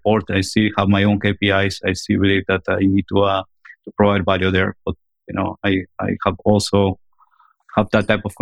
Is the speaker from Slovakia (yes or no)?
no; Argentina; moved away; I'm originally from Argentina.